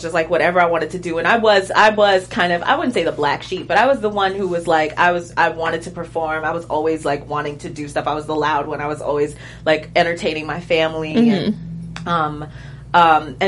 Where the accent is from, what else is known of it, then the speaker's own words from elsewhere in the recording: Central Islip, New York, United States; also born or lived in Brooklyn, New York; I was born and raised in New York. I was born in Brooklyn. Grew up there a little bit, but mostly raised in Long Island.